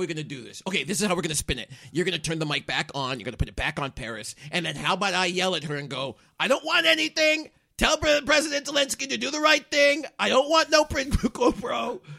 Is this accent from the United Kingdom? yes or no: yes; United Kingdom; Sorry, I realize I am British, so I call it the toilet.